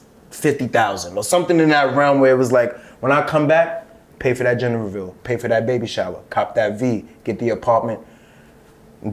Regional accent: New York City, New York, United States; I come from Flex in Brooklyn. Like, that's the kind of era of Brooklyn I am

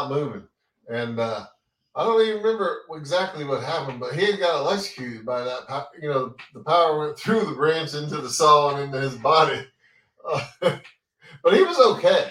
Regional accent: Florida, United States; also born or lived in Orlando / Fort Lauderdale; I'm from Florida

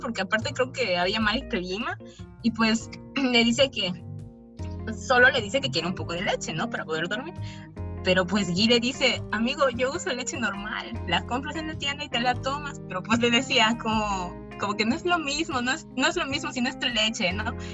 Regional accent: Mexico; yo vengo de México

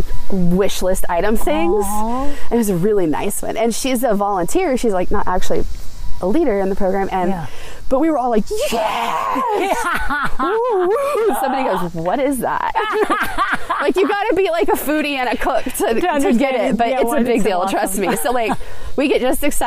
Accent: Carthage, Missouri, United States; I'm from the area. I grew up in Carthage, which is smaller than Joplin

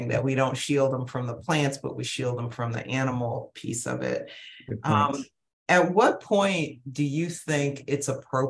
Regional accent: Ohio, United States; growing up in Ohio

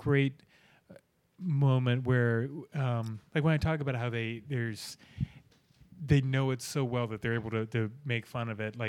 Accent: Virginia, United States; I'm from Virginia

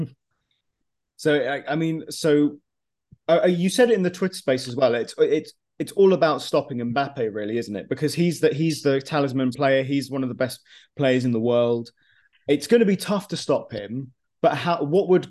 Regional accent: United Kingdom; I'm you know ethnically from Cyprus, but I was born in the UK. I'm I am in, I am British

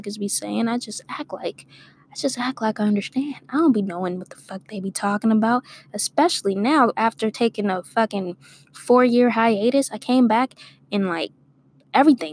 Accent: Torrance, California, United States; also born or lived in Inglewood, California; I grew up in Torrance. And I moved to L.A. Inglewood

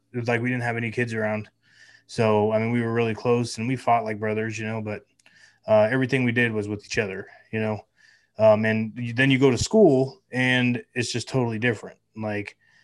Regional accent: Lake County, California, United States; moved away as an adult; now in Lake Havasu City, United States; I grew up outside of town, out in the sticks in the mountains. And this is Lake County, California

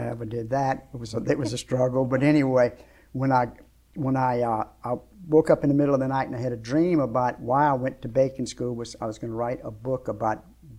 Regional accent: Shreveport, Louisiana, United States; I was from Shreveport, but I was living in Lafayette, and I was going to go watch her fight.

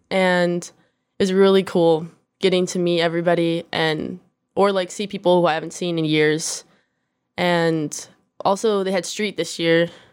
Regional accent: Corona, California, United States; now in Downey, United States; I was born in Corona, California

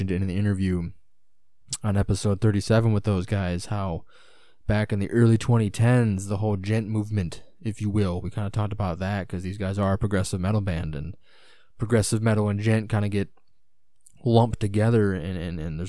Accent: United States; as an American

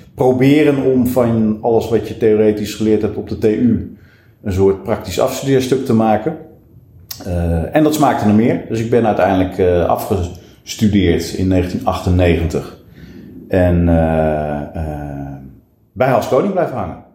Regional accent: Lelystad, Flevoland, Netherlands; also born or lived in Nijmegen; wij vertrokken naar het eh, toen nog vrij lege Lelystad

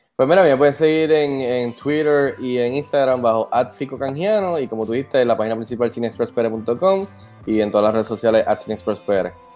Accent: Puerto Rico; Soy el segundo puertorriqueño en entrar

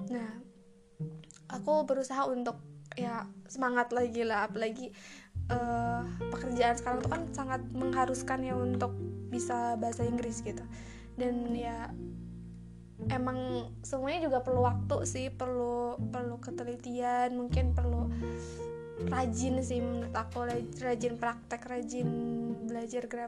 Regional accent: West Java, Indonesia; accent: Sundanese; logat aku pakai bahasa Sunda gitu ada ada Sundanya gitu

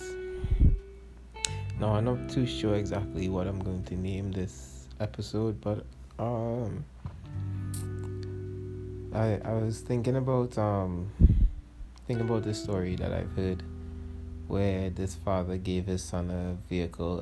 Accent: Trinidad & Tobago; as a Trinidadian hip-hop artist, I should say, like, we're not really appreciated in Trinidad and Tobago

